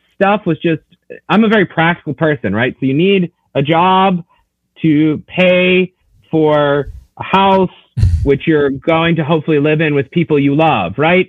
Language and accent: English; Knoxville, Tennessee, United States; now in Notre Dame, Indiana, United States; I grew up in East Tennessee, so I'm not a native of the Midwest